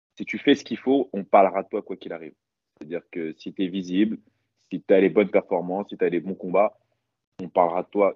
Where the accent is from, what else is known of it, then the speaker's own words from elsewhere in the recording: Paris, Île-de-France, France; chez moi à Paris